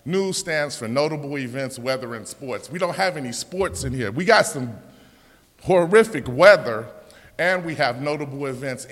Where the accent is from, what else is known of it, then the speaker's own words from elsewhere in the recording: Chicago, Illinois, United States; We're from Chicago